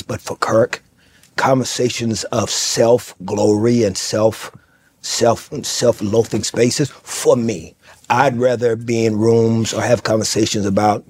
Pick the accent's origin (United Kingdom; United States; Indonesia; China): United States; Fort Worth, Texas; I'm from Fort Worth.